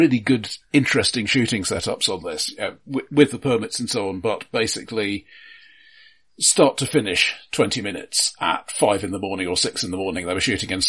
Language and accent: English; London, United Kingdom; I grew up in London.